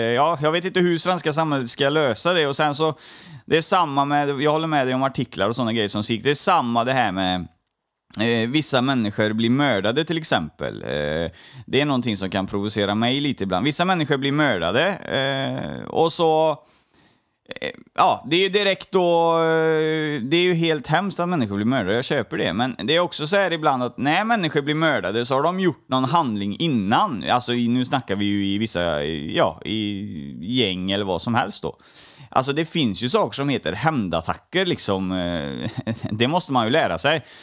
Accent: Trollhättan, Västra Götaland, Sweden; jag är uppvuxen i, um, i Trollhättan

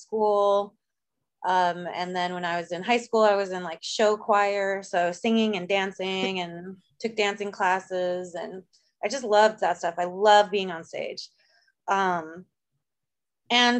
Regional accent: Southern California, United States; my family moved to Southern California. So I'm from like a very, very small, isolated desert town, in Southern California

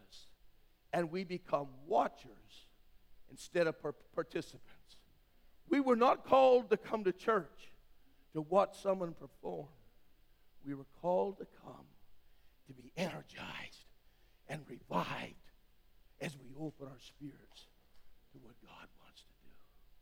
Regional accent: Western Canada, Canada; I grew up in Western Canada

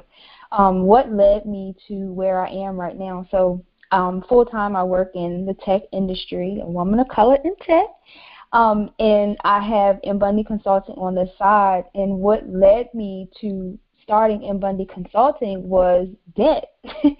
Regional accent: Virginia, United States; now in Raleigh, United States; So originally I'm from Virginia. I now reside in Raleigh

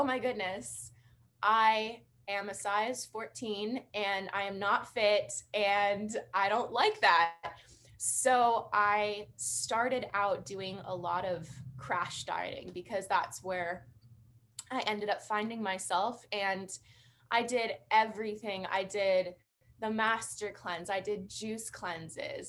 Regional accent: British Columbia, Canada; I am from British Columbia, Canada

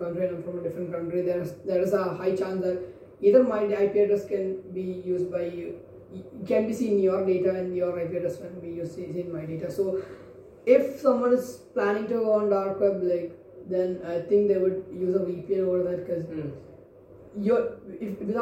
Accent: India; because we're from India.

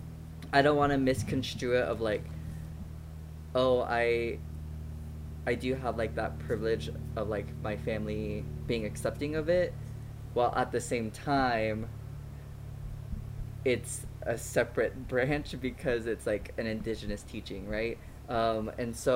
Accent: United States; all of us were born and raised in the States

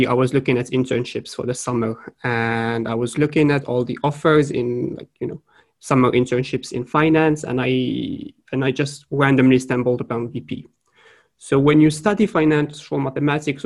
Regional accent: Morocco; moved away as an adult; also born or lived in France / Sweden; I am originally from Morocco. I have studied through high school and then 2 years of college.

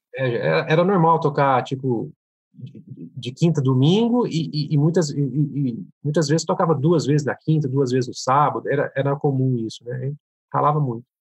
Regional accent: Franca, São Paulo, Brazil; Eu sou daqui do interior de São Paulo, né? Uma cidade de Franca

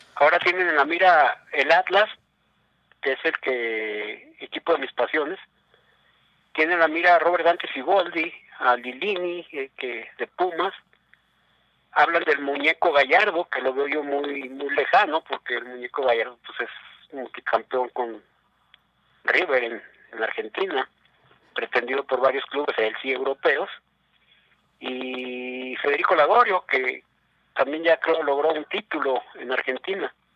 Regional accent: Mexico; como mexicano aquí

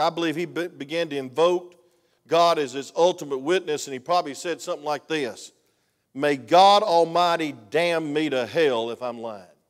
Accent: Georgia, United States; I'm from Georgia

